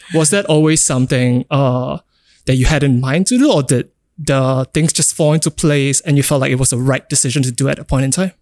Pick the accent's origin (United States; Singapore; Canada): Singapore; growing up in Singapore